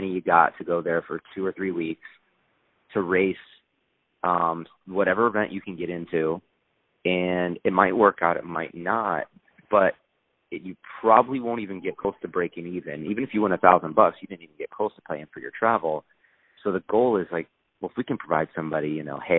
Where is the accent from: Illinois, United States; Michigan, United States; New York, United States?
Illinois, United States; also born or lived in Seattle; now in Southern California, United States; I grew up in Illinois